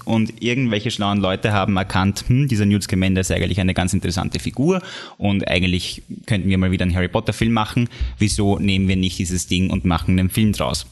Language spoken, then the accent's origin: German; Austria; bei uns in Österreich